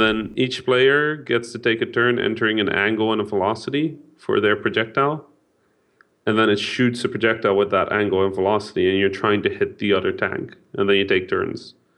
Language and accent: English; Netherlands; first language Dutch; English is a second language; I'm half Dutch, half Egyptian. I was born in the Netherlands